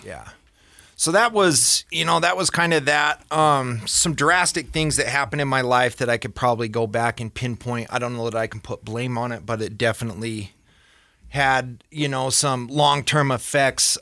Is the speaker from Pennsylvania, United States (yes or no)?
no; Ogden, Utah, United States; born and raised in Ogden